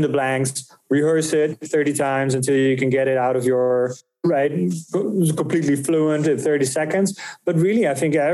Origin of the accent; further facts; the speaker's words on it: Netherlands; moved away as an adult; now in United States; I'm from the Netherlands. So I moved from Europe in 2015